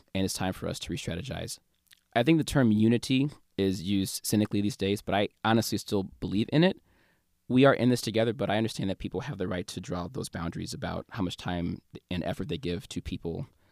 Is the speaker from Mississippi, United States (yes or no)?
no; St. Louis, Missouri, United States; my hometown, Saint Louis